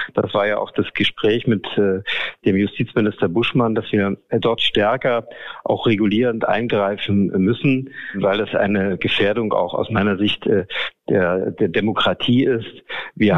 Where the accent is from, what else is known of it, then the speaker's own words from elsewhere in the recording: Görlitz, Saxony, Germany; in meiner Jugend in Görlitz ins Theater gegangen